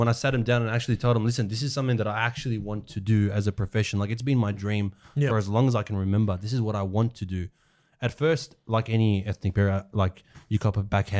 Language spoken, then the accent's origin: English; Australia; they came in 1993, 1994, and then I was born here. So even though I'm Australian.